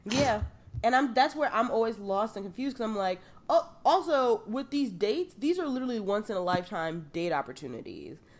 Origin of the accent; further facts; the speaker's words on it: New York City, New York, United States; I grew up in the South Bronx.